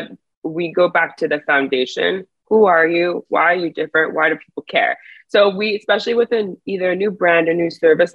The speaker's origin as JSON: {"language": "English", "town": "Montreal", "region": "Quebec", "country": "Canada", "also_born_or_lived": "Miami / New York", "moved": "yes", "lives_now": "Toronto, Canada", "said": "So I'm from Montreal originally. Now I'm based in Toronto."}